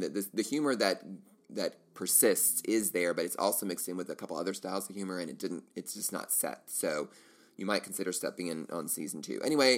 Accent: United States; As an American, I feel bad.

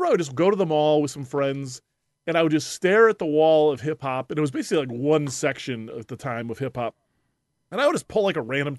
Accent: Illinois, United States; so I grew up in the Chicago suburbs, and we went to this school field trip for like eighth grade senior day or whatever.

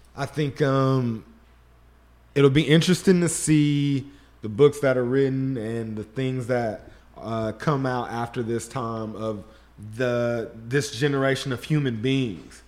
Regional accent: Shreveport, Louisiana, United States; I grew up in Shreveport, Louisiana

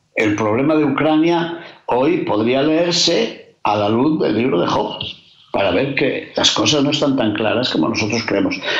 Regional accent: Castile and León, Spain; como dicen en mi tierra de León

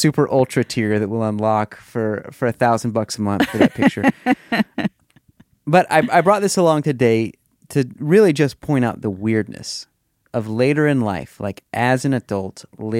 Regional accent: Missouri, United States; So last year, my sister moved into the house that we grew up in Missouri.

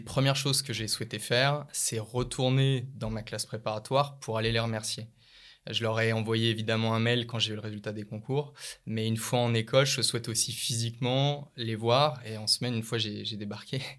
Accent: Lyon, Auvergne-Rhône-Alpes, France; je suis né et j'ai grandi à Lyon

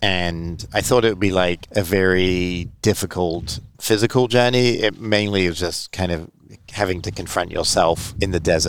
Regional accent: England, United Kingdom; I mean, I'm not, like, as I said, I'm from England.

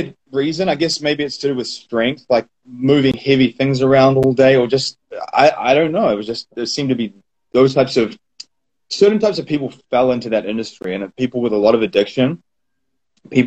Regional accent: New Zealand; growing up in New Zealand, I fell into the butchery industry

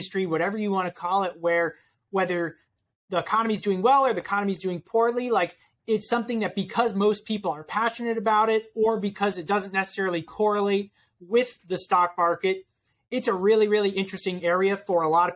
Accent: New York City, New York, United States; I grew up in Brooklyn

